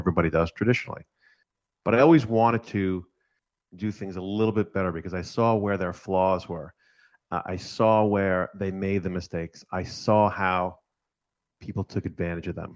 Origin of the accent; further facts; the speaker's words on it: New York, United States; I grew up in New York. I'm first generation Italian here.